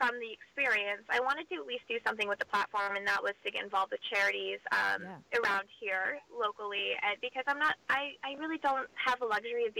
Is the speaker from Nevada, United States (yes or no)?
no; Maine, United States; I'm a girl from Maine